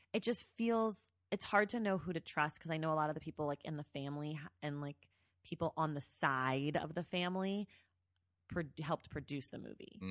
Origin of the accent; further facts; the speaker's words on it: the Bay Area, California, United States; I'm from the Bay